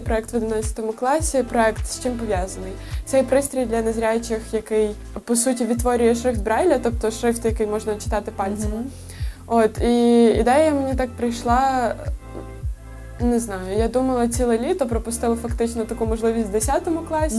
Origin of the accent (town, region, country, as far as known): Ukraine